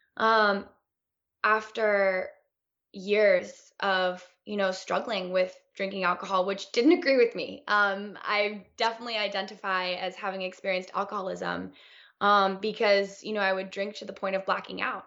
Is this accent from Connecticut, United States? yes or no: yes; Connecticut, United States; now in Los Angeles, United States; I was this little girl one of four, four blonde girls growing up in Connecticut, um, in the U S